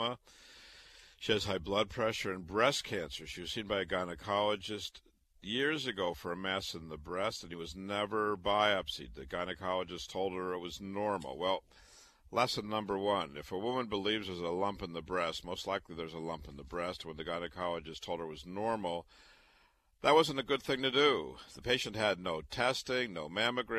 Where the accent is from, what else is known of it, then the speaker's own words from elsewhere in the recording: Waterloo, Iowa, United States; moved away; also born or lived in Chicago; I was born and raised in Waterloo, Iowa.